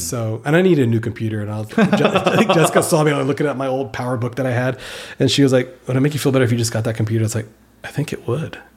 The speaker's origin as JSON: {"language": "English", "town": "Victoria", "region": "Texas", "country": "United States", "tie": "born or raised there", "also_born_or_lived": "Austin, Texas / Pflugerville, Texas", "moved": "yes", "said": "when I was growing up in Victoria"}